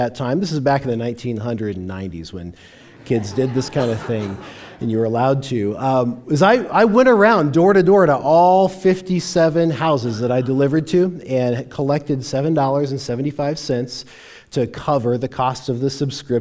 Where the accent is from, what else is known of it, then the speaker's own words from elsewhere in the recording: Longmont, Colorado, United States; I grew up in Longmont.